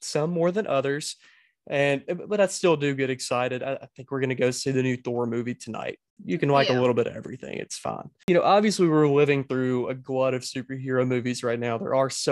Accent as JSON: {"language": "English", "town": "Tupelo", "region": "Mississippi", "country": "United States", "tie": "born or raised there", "said": "I'm from Tupelo, Mississippi."}